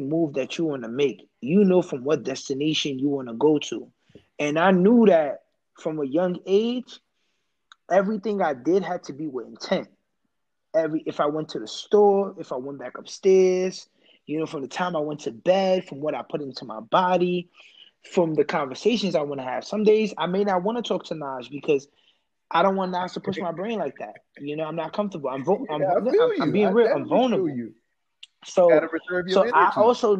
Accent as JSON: {"language": "English", "country": "United States", "tie": "born or raised there", "said": "born in America. First generation"}